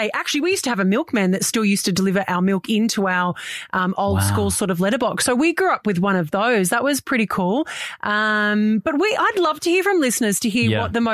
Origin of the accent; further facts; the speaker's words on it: Sydney, New South Wales, Australia; moved away as an adult; now in Townsville, Australia; I grew up down in Sydney, not right in the centre of Sydney. We had 5 acres and horses and that sort of stuff.